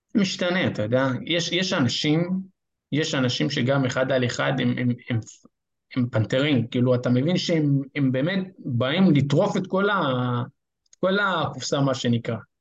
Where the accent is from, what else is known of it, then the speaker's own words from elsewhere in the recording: Rosh HaAyin, Central District, Israel; אני ראש העין